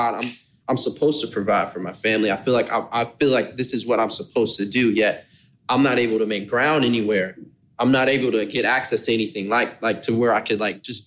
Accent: Dallas, Texas, United States; Dallas. Dallas, Texas? Born and raised

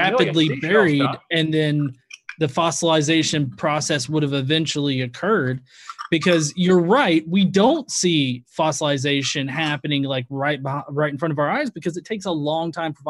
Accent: Alabama, United States; That's just how I talk because I'm actually from Alabama.

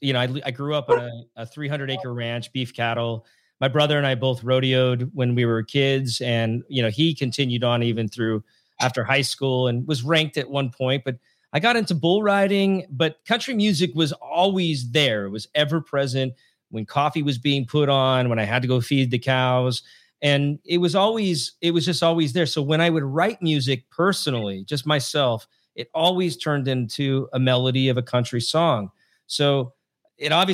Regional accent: Washington, United States; also born or lived in Southern California / New York / Utah; now in South Carolina, United States; I grew up in Washington State on that ranch I told you about

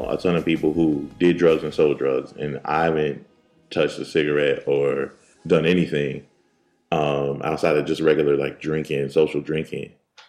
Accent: Philadelphia, Pennsylvania, United States; Oh, I'm from Philly.

